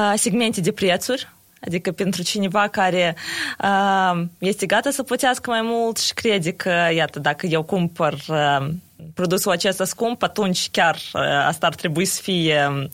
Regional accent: Chișinău, Moldova; sunt din Chișinău

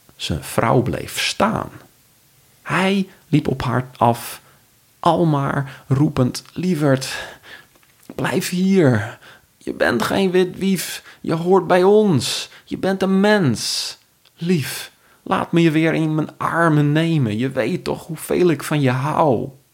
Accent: Friesland, Netherlands; now in Amersfoort, Netherlands; ik kom zelf uit Friesland en vind het ook heel fijn om het te verbinden met mijn roots. ik woon nu in Amersfoort.

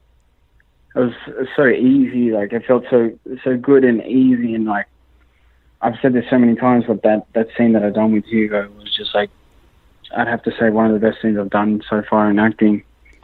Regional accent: Sydney, New South Wales, Australia; I'm from Sydney

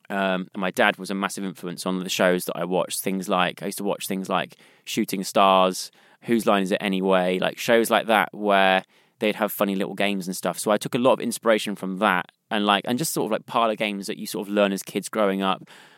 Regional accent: South West England, United Kingdom; accent: West Country; It's so weird how watching that back and seeing my accent's kind of changed.

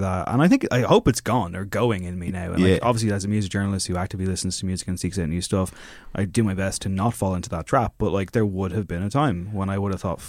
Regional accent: Ireland; I mean, I'm from fucking Louth.

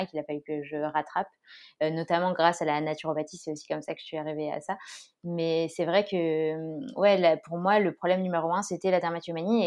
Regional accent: Grenoble, Auvergne-Rhône-Alpes, France; now in Orléans, France; je suis grenobloise et je vis actuellement à Orléans

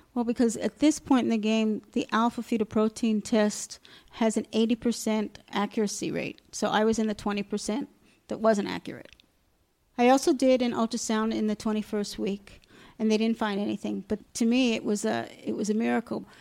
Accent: Long Island, New York, United States; moved away as an adult; also born or lived in Alaska; now in Safed, Israel; I grew up in New York. Uh, I grew up in Long Island

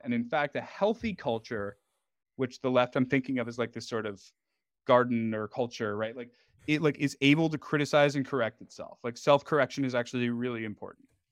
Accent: New York City, New York, United States; I'm, I'm from Manhattan

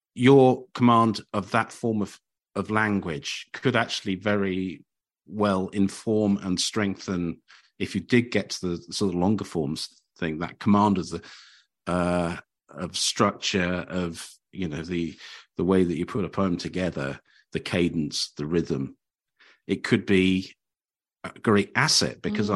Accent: Cambridge, East of England, United Kingdom; moved away; I came from Cambridge and we had two or three venues when I was growing up.

